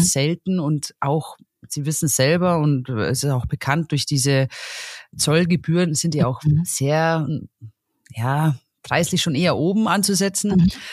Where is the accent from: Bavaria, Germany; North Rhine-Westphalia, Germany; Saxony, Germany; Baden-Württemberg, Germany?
Bavaria, Germany; near Salzburg; bei uns in der Region, da speziell wo ich herkomme, wir sind ja kurz vor Salzburg